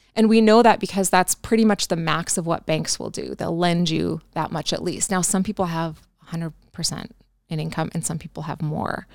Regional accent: Canada; I'm a Canadian girl

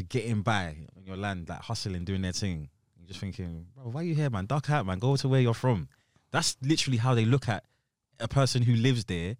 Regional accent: London, United Kingdom; no, I'm from London.

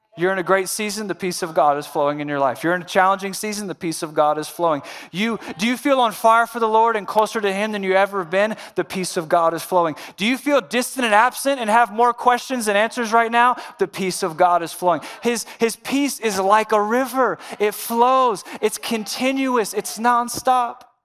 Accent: Central Virginia, United States; I'm from Central Virginia

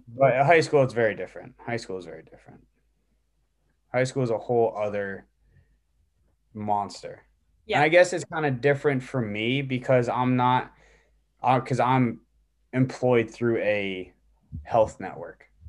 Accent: East Stroudsburg, Pennsylvania, United States; I went to grad school at East Stroudsburg University, uh, my hometown, um, uh, where I did a graduate assistantship with actually my old high school, East Stroudsburg South

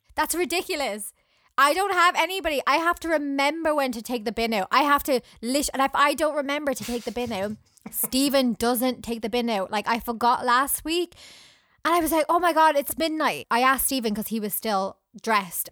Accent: Scotland, United Kingdom; accent: Scottish; my accent

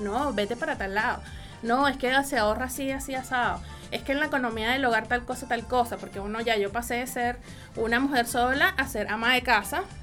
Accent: Puerto La Cruz, Anzoátegui, Venezuela; now in Chile; yo soy Puerto de la Cruz, imposible. Muy pocos maracuchos conocí por, por ese lado.

